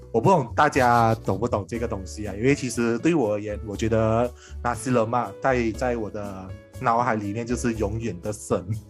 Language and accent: Chinese; Malaysia; 我们马来西亚人超爱吃